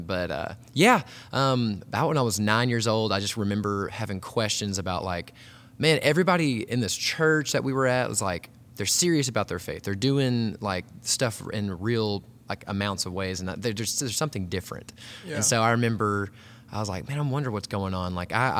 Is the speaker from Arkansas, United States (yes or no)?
yes; Hot Springs, Arkansas, United States; I grew up here in Arkansas. Hot Springs is like a cool little city, kind of even like a tourist town. But grew up there.